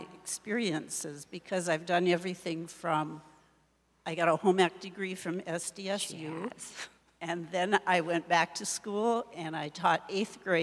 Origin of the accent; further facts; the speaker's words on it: Watertown, South Dakota, United States; I grew up near Watertown on a farm, and I went 8 years to a rural school, which some of you may not even know what that is anymore, but it was at Grover, South Dakota